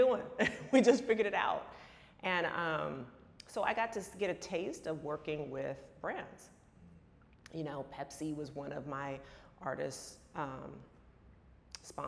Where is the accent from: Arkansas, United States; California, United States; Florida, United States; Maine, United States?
California, United States; San Francisco; moved away; also born or lived in New York / Los Angeles; I was born here in New York, but I was raised in San Francisco, so I'm a California girl.